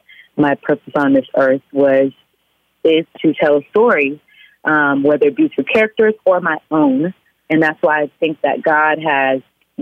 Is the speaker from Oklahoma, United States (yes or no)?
yes; Oklahoma, United States; But hey, I'm from Oklahoma.